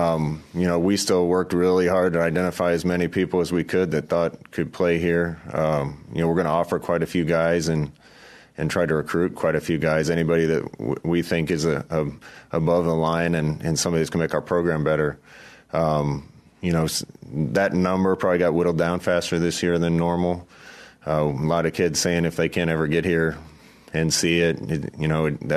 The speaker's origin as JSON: {"language": "English", "area": "near Kearney", "region": "Nebraska", "country": "United States", "tie": "born or raised there", "said": "right near my hometown. So we used to play Kearney Catholic all the time back then."}